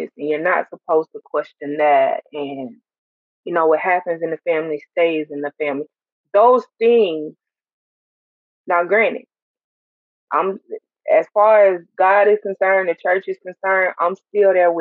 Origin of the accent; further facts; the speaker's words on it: Montgomery, Alabama, United States; Montgomery, Alabama, to be exact